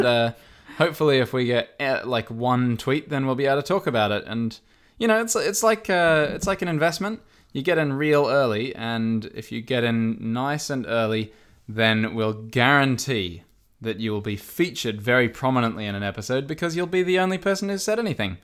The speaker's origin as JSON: {"language": "English", "country": "Australia", "said": "I am Australian."}